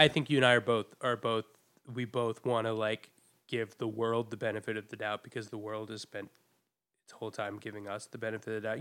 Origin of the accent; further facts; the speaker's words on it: New England, United States; now in New York City, United States; I learned about slavery in my school in New England, so pretty liberal school